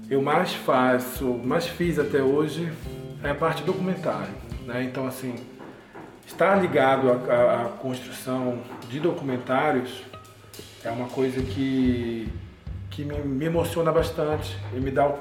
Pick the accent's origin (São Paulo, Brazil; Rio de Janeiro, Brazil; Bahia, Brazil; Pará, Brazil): Pará, Brazil; Belém; also born or lived in Manaus; now in Brasília, Brazil; eu sou de Belém do Pará. Atualmente estou morando aqui em Brasília desde 2017